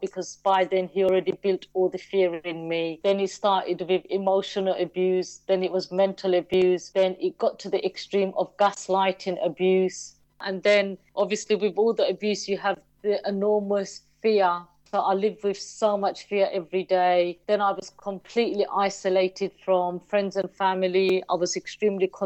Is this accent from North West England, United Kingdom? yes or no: no; London, United Kingdom; also born or lived in Bow, London / Stratford, London; I was born in Bow in East London, a beautiful part of East London. And then we moved to Stratford, and we're still here in Stratford. So I've always been an East London girl